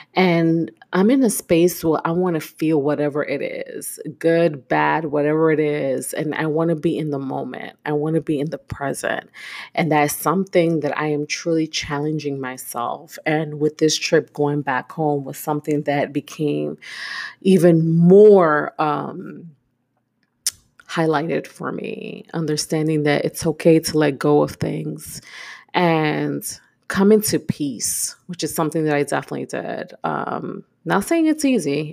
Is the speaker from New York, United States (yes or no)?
yes; New York City, New York, United States; moved away as an adult; now in Houston, United States; I am born and raised in Brooklyn